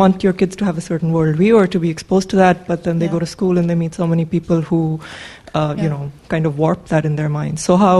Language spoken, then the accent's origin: English; Pakistan; I'm from Pakistan.